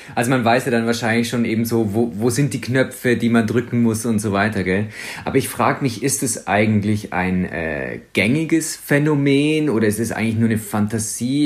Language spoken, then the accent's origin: German; Swabia, Baden-Württemberg, Germany; ich als Schwabe